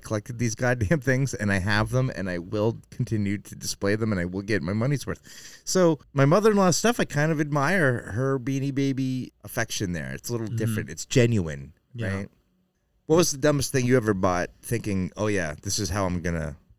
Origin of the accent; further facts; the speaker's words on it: New Hampshire, United States; moved away; I'm from New Hampshire.